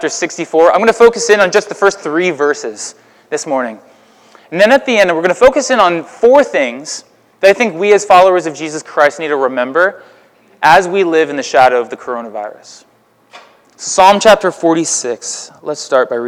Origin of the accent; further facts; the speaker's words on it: Houston, Texas, United States; now in Alton, United States; We in Houston